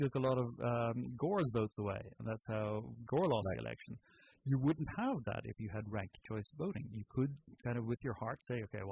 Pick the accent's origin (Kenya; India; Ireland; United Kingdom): Ireland; moved away; Is that where you're from? That's exactly. Can you not tell by the accent?